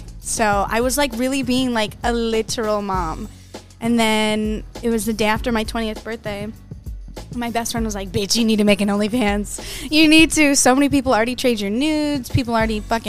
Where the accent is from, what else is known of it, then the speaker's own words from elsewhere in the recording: Arizona, United States; I'm from Arizona